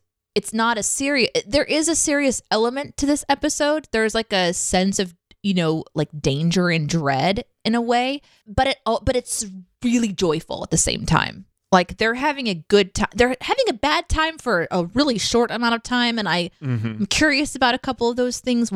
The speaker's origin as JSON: {"language": "English", "country": "United States", "said": "I'm an American"}